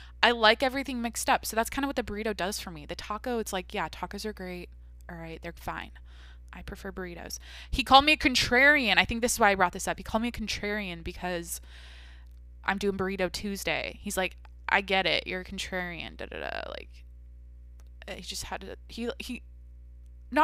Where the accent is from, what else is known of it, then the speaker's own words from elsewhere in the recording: Washington, United States; where I grew up in Washington